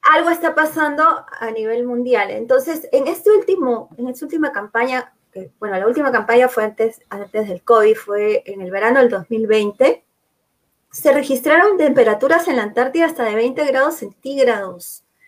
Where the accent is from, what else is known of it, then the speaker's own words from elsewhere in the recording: Peru; como peruanos